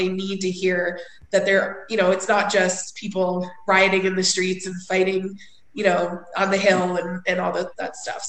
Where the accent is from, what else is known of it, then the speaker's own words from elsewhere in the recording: Westchester County, New York, United States; And there's a lot of us from New York on here, and I'm from Westchester County